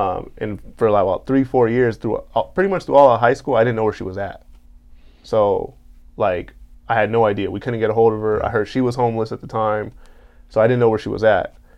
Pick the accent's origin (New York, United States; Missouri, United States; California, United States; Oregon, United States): California, United States; Carson; I'm from Carson